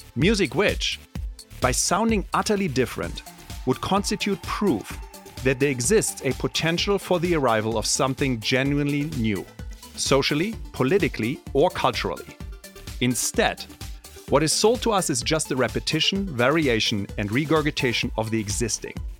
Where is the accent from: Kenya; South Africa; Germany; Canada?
Germany; first language German; English is a second language; moved away as an adult; now in United States; I grew up in Germany